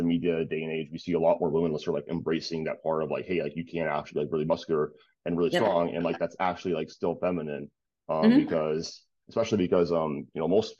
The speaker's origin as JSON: {"language": "English", "town": "Detroit", "region": "Michigan", "country": "United States", "tie": "born or raised there", "said": "I'm originally from like, so I was born in Detroit"}